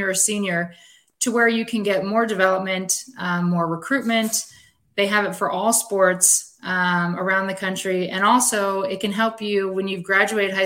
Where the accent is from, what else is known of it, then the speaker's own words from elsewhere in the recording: East Coast, United States; moved away as an adult; also born or lived in Spokane, Washington; I'm from the East Coast